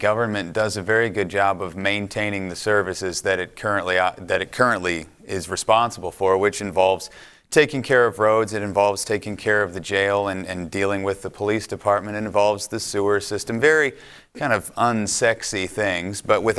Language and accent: English; Bloomington, Illinois, United States; also born or lived in Madison, Wisconsin; now in Midland, United States; I grew up in Bloomington, Illinois, a town very, very similar to Midland. The State Farm is headquartered in my hometown, and about 25% of town works at State Farm.